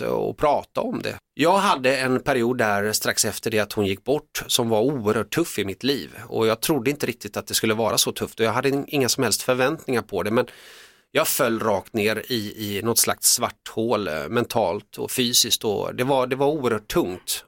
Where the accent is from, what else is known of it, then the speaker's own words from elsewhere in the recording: Finland; now in Sweden; jag är född i Finland